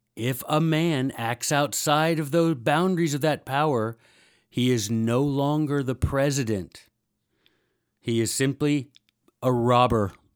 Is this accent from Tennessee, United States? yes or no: yes; Memphis, Tennessee, United States; I'm from Memphis, Tennessee